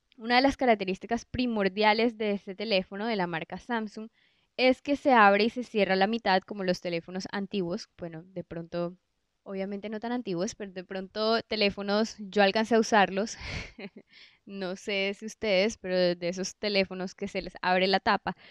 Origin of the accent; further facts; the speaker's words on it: Colombia; en Colombia somos un país que tenemos una biodiversidad increíble, que incluso uno mismo como colombiano